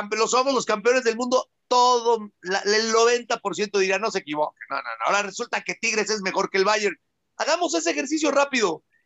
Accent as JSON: {"language": "Spanish", "country": "Mexico", "said": "yo vengo siendo mexicano 47 años"}